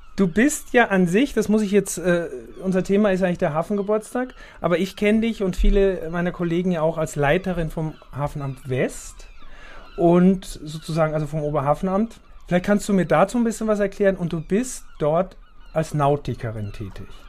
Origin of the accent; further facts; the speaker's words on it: Austria; now in Hamburg, Germany; ich bin ja Österreicher